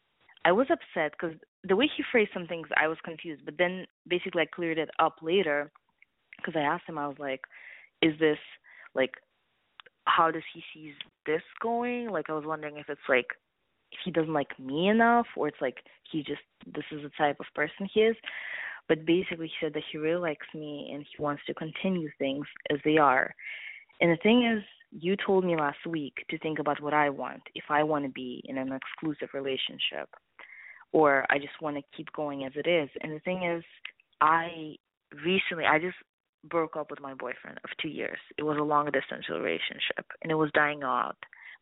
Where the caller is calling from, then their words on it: East Coast, United States; calling from the East Coast